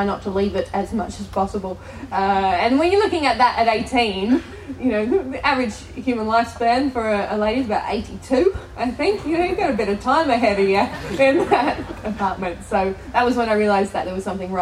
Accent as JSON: {"language": "English", "country": "Australia", "accent": "Australian"}